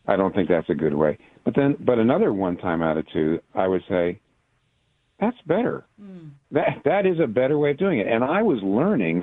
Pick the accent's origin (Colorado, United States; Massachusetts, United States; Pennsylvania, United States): Pennsylvania, United States; Eastern; also born or lived in Virginia; now in New York City, United States; I was raised in Eastern Pennsylvania